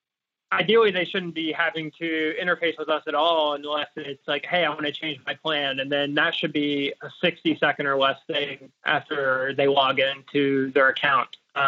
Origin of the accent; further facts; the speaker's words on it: United States; as an American born citizen